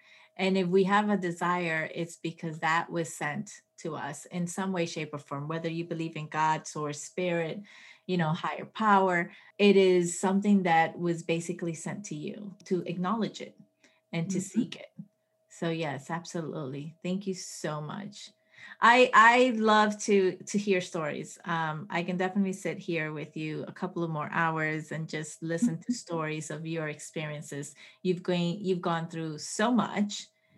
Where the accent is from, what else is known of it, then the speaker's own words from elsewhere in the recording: Colombia; born there; also born or lived in Puerto Rico; I was born in Colombia. So my parents traveled a lot. So I wasn't, you know, my brother's from Venezuela, you know, I lived in Puerto Rico, like I traveled.